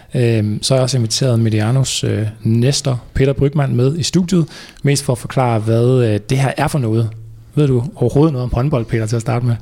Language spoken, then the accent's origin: Danish; Viborg, Central Denmark Region, Denmark; Jeg kommer dog fra Viborg